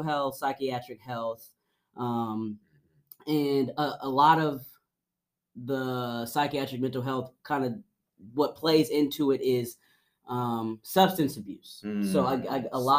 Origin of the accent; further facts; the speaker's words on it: Franklin, Tennessee, United States; also born or lived in Nashville, Tennessee; I grew up here. I grew up in Franklin, Tennessee